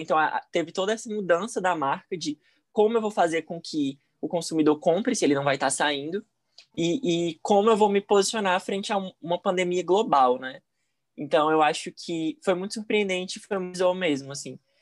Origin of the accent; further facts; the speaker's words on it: Fortaleza, Ceará, Brazil; sou de Fortaleza, Ceará